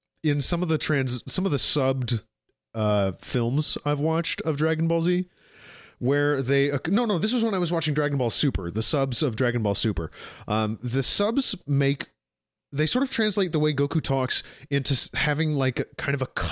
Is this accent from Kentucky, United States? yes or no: yes; Kentucky, United States; We're from Kentucky, guys.